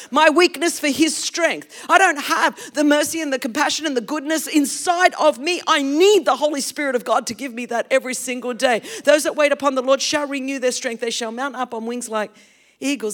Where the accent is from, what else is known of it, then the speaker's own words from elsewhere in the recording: Australia; English is a second language; we grew up as Greek in a very, very Australian culture